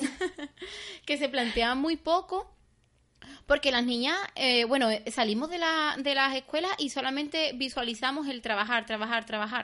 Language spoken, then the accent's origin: Spanish; Seville, Andalusia, Spain; en mi pueblo. Aquí en Sevilla